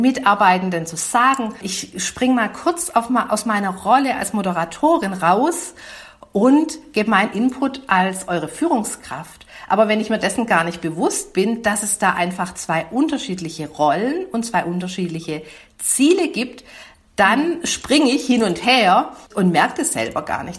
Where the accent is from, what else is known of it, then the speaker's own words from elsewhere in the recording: Swabia, Germany; accent: Swabian; ich bin, man mag's an der Sprachfärbung hören, bin Schwäbin